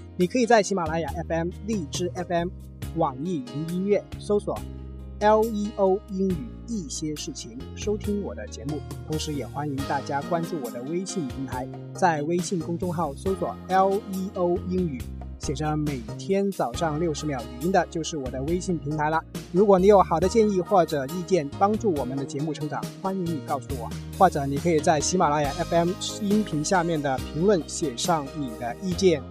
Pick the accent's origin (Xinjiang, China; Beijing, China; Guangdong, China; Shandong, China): Guangdong, China; 我们广东话说的